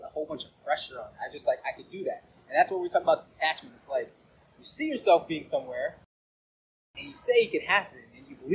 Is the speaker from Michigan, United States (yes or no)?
no; Northern Virginia, United States; I grew up in the Northern Virginia area